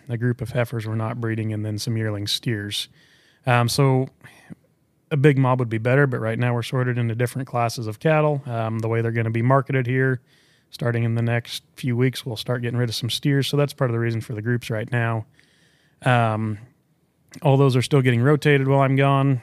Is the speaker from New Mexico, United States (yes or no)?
no; Culbertson, Nebraska, United States; I'm from Culbertson, Nebraska, southwest corner of Nebraska, um, Hitchcock County